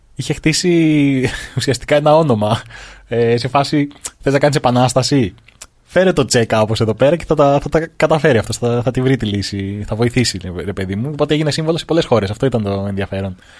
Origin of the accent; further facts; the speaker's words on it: Greece; σαν Έλληνες